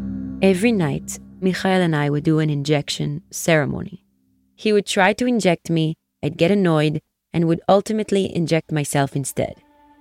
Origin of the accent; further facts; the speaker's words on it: Nahariya, North, Israel; Growing up in Nahariya, we had Katyusha rockets rain down on us pretty regularly.